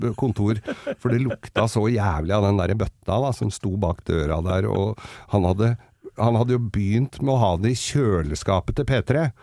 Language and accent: Norwegian; Oslo, Norway; jeg vokste jo opp med ham på Manglerud